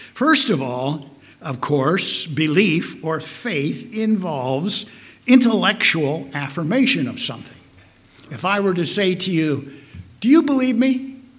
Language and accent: English; Omaha, Nebraska, United States; also born or lived in Carter Lake, Iowa; I grew up in Omaha, Nebraska. Well, actually, as many of you know, Carter Lake, Iowa, which is an integral part of Omaha, Nebraska